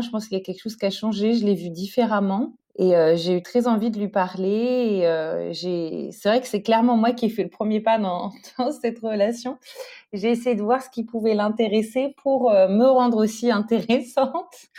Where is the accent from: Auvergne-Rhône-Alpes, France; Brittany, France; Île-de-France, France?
Île-de-France, France; Paris; moved away as an adult; now in Stockholm, Sweden; j'ai pas grandi en Suède. J'ai grandi euh, à Paris